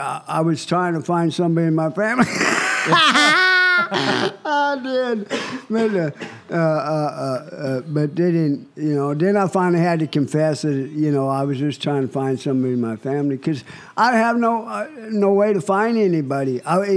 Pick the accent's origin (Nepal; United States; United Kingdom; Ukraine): United States; Cheyenne, Wyoming; born or raised there; moved away as an adult; also born or lived in Las Vegas; now in California, United States